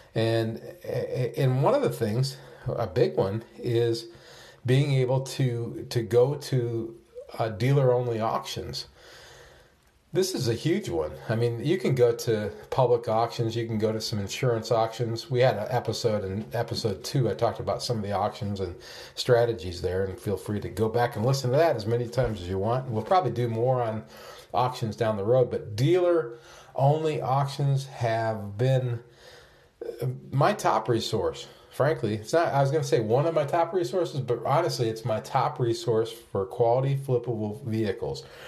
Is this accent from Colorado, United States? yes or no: no; Alabama, United States; my home state, Alabama